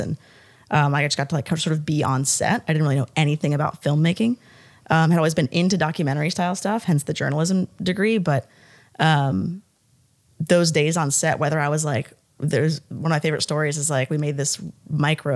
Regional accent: the North, United States; moved away; I'm from the North. I didn't grow up saying ma'am

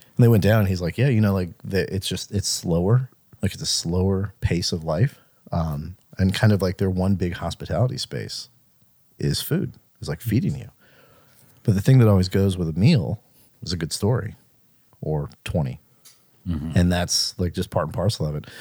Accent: Mississippi, United States; born or raised there

